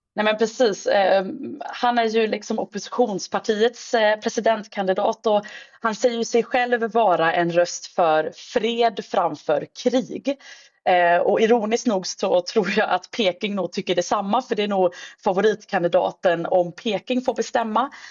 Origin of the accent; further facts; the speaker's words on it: Sweden; som svensk